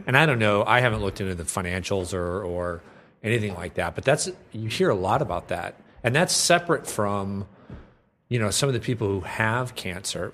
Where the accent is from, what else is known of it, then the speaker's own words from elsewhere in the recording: Minnesota, United States; I'm from Minnesota